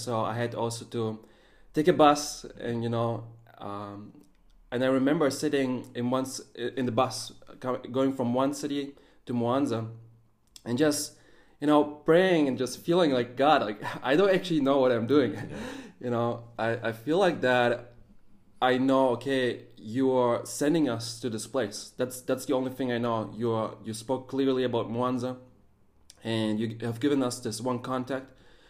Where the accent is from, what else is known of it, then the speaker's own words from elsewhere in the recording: Germany; also born or lived in Russia; I was born in Russia, raised up in Germany.